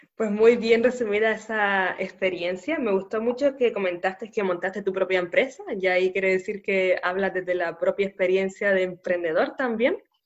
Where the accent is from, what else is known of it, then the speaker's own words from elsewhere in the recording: Canary Islands, Spain; nacida en Canarias